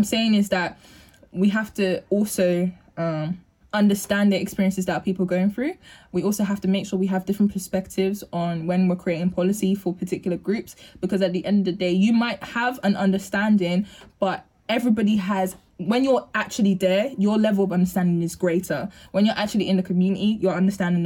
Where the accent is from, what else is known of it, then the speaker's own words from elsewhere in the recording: London, United Kingdom; where I'm from East London